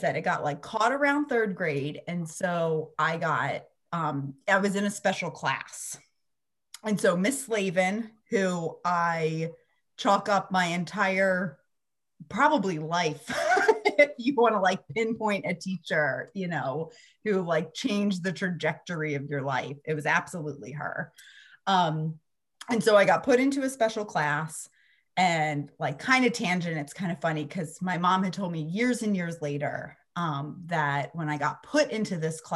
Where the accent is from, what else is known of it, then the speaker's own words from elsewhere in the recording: Pennsylvania, United States; now in Central Florida, United States; I grew up in Pennsylvania